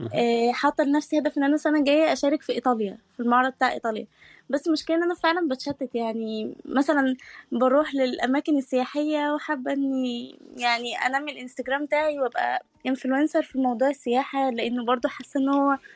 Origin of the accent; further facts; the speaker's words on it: Egypt; now in Turkey; مصرية عايشة في تركيا